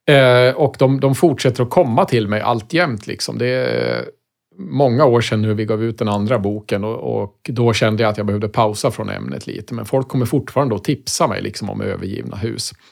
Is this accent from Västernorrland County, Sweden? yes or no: no; Västmanland, Sweden; Och allt började naturligtvis hemma i Västmanland. Eh, varje morgon när jag var liten så åkte jag skolbuss och från fönstret på bussen så kunde jag då se ett gammalt hus stå i vägkanten.